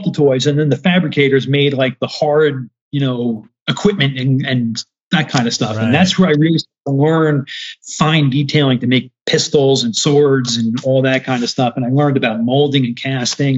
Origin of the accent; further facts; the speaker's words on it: New Jersey, United States; moved away as an adult; now in North Carolina, United States; being out in North Carolina after growing up in Jersey is a bit of a culture shock for me